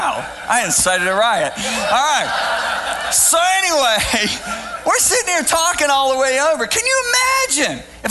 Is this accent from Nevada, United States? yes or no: no; western Michigan, United States; I grew up in Michigan, in western part of the state